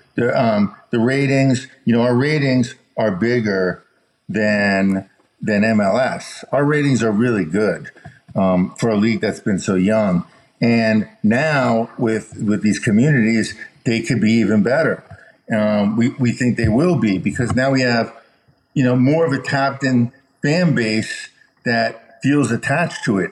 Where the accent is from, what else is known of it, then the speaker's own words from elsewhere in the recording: Chicago, Illinois, United States; I was born in Chicago, so I really like the White Sox